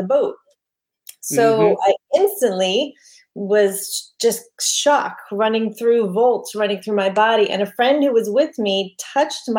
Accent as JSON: {"language": "English", "town": "New York City", "region": "New York", "country": "United States", "tie": "born or raised there", "said": "I grew up in New York on Staten Island"}